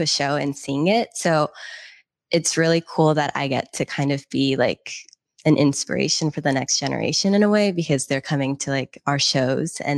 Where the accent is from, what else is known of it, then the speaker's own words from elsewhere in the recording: Seattle, Washington, United States; also born or lived in Boston; I'm originally from Seattle